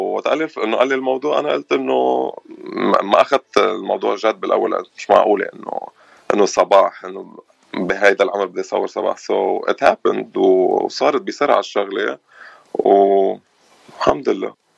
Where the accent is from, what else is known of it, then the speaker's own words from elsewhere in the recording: Batroun, North Governorate, Lebanon; moved away as an adult; now in Los Angeles, United States; انا من من البترون